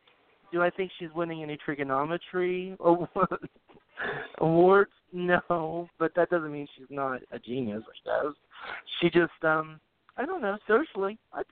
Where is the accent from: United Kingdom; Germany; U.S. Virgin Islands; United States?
United Kingdom; England; But that's just because I'm an English person and I don't like referring to you.